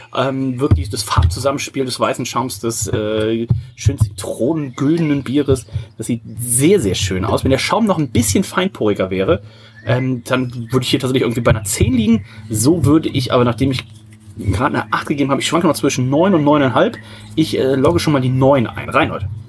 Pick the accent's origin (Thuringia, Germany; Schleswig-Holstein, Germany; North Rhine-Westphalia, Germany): North Rhine-Westphalia, Germany; Odenthal; bei uns in Odenthal